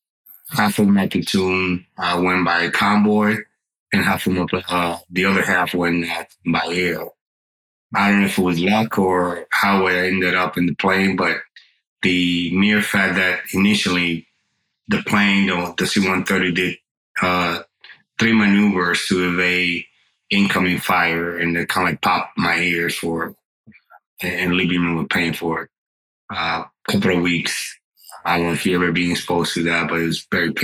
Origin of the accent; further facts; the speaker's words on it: Dominican Republic; English is a second language; now in United States; I grew up in the Dominican Republic